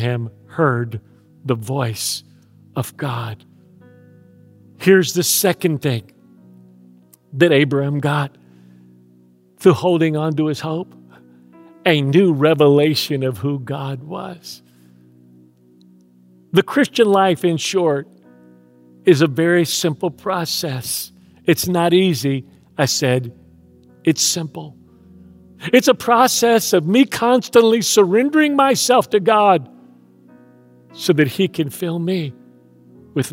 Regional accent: Houston, Texas, United States; moved away; I grew up in Houston

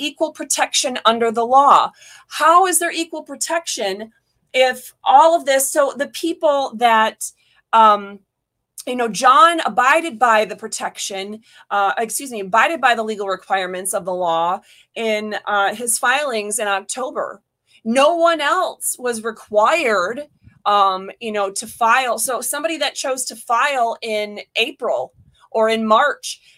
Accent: Michigan, United States; now in Florida, United States; I was born in Michigan

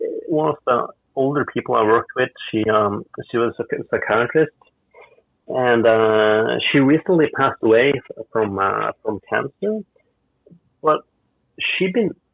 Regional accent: Bodø, Nordland, Norway; My hometown of Bulda is called the city in the wind. And, it's in the same latitude as Lofoten. It's just on the mainland

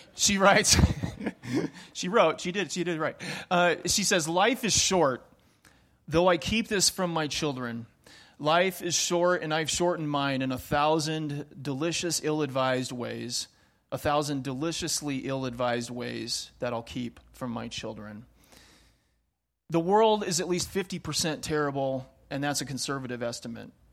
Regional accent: Pacific Northwest, United States; moved away; I grew up in the Pacific Northwest, um, the true Pacific Northwest. So, Seattle, Portland, over on that side of the mountains

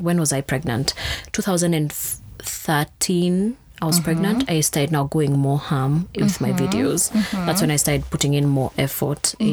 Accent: Thika, Kiambu County, Kenya; I grew up in Thika

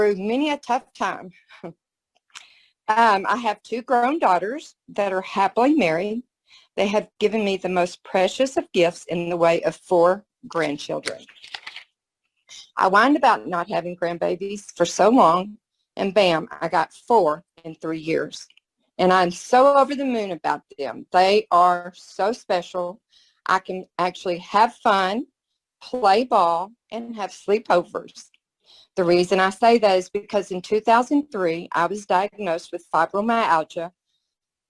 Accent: Mesquite, Texas, United States; moved away as an adult; now in Austin, United States; I'm originally from Mesquite, Texas, the rodeo capital of Texas. I relocated to Austin a couple of years ago.

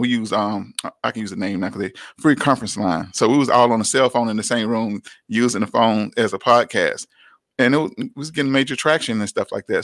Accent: Atlanta, Georgia, United States; growing up in Atlanta

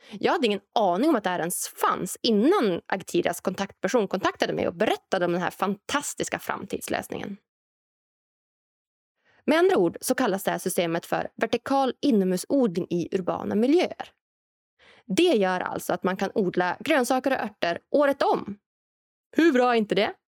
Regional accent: Norrland, Sweden; Och än så länge så finns den här framtidsprodukten självklart främst i framtidslandet Norrland, där jag kommer ifrån.

